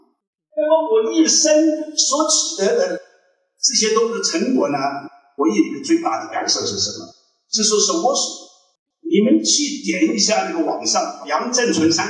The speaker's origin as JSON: {"language": "Chinese", "town": "Kunming", "region": "Yunnan", "country": "China", "tie": "born or raised there", "said": "呃，回族啊，回族，小时候在昆明长大的啊。"}